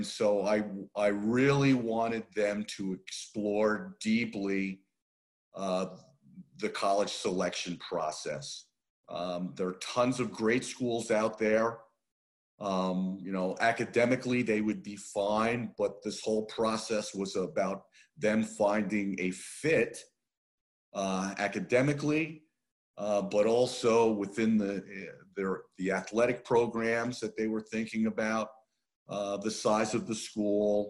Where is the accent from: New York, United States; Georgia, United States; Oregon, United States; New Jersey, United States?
New Jersey, United States; moved away as an adult; also born or lived in Middlebury, Vermont; I grew up in New Jersey